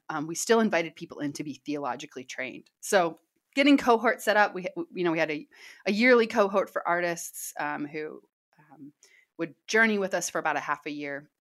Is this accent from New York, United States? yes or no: no; Kansas City, Missouri, United States; moved away as an adult; now in Southern California, United States; I'm from Kansas City.